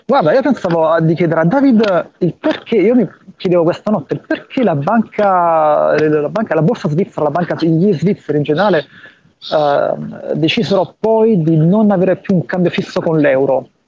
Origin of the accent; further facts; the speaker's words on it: Naples, Campania, Italy; sono napoletano